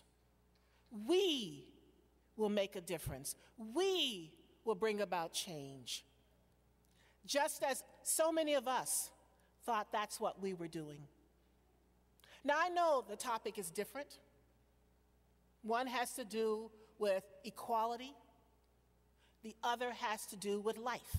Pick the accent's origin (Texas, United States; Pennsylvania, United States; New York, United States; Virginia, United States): Virginia, United States; moved away; I'm from Virginia